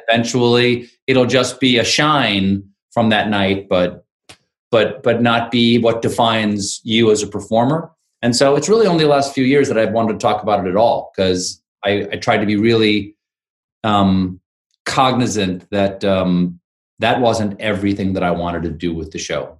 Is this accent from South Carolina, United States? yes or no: yes; South Carolina, United States; moved away as an adult; I did the first five months of COVID in South Carolina, which is um, where I grew up